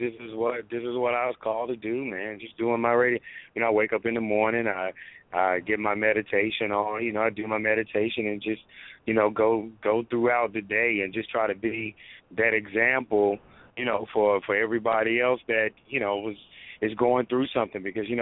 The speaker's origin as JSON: {"language": "English", "region": "South Carolina", "country": "United States", "said": "When I came here from South Carolina, I used to do some sports stuff on one of the cable access channels."}